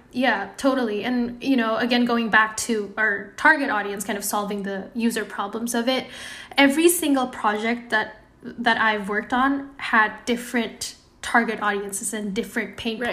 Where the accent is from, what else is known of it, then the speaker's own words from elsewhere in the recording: Indonesia; moved away as an adult; now in Bay Area, United States; I was born and raised in Indonesia.